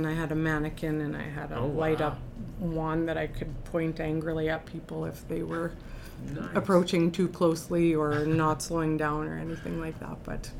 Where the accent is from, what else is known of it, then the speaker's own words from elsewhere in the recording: Labrador City, Newfoundland and Labrador, Canada; also born or lived in Happy Valley-Goose Bay; We moved all over Newfoundland and Labrador and ended up in Western Labrador, a community called Labrador City.